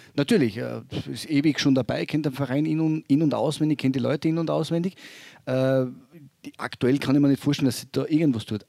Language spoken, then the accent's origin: German; Graz, Styria, Austria; now in Vorarlberg, Austria; ich bin ein Steirer, muss ich immer darauf hinweisen, na na, ich bin ein Grazer